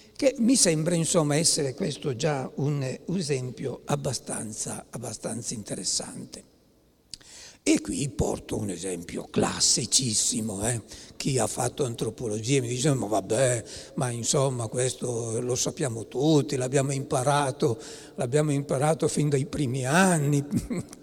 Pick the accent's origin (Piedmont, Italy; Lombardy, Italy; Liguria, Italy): Piedmont, Italy; io sono piemontese